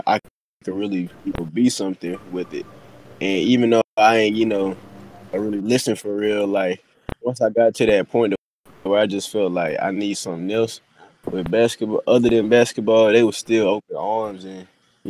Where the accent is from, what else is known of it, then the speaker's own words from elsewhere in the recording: North Alabama, United States; now in Raeford, United States; I'm from North Alabama